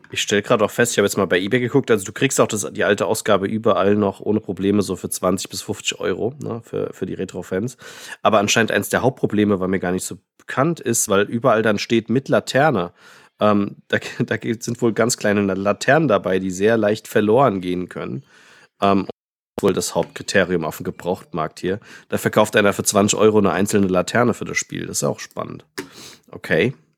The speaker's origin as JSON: {"language": "German", "town": "Frankfurt", "region": "Hesse", "country": "Germany", "said": "ich hier als Frankfurter"}